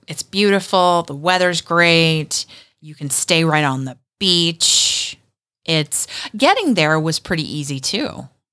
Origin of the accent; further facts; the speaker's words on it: Virginia, United States; I was born in Virginia